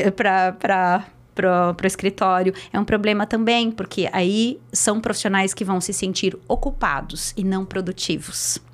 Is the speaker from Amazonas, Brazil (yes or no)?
no; Curitiba, Paraná, Brazil; eu sou de Curitiba